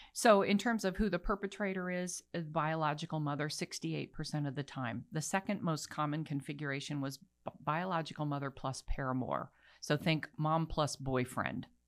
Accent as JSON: {"language": "English", "region": "Bangkok", "country": "Thailand", "tie": "born or raised there", "moved": "yes", "lives_now": "United States", "said": "I was raised in Bangkok."}